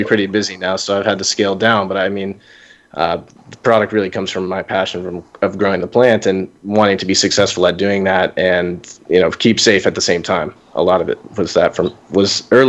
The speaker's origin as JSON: {"language": "English", "region": "Florida", "country": "United States", "tie": "born or raised there", "said": "Florida, which is essentially my home state"}